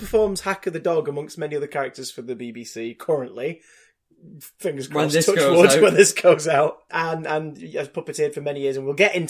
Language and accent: English; Salford, North West England, United Kingdom; I'm from Salford.